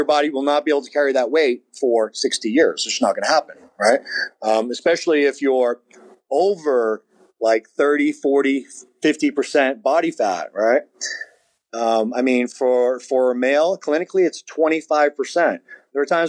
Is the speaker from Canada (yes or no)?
no; São Miguel, Azores, Portugal; moved away; I was born in Portugal and on the island, you know, San Miguel and the Azores.